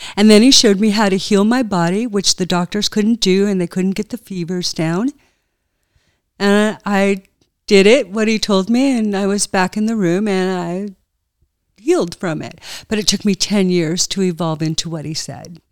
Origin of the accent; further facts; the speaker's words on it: United States; moved away; also born or lived in Burnaby, British Columbia, Canada; Burnaby, Vancouver, B C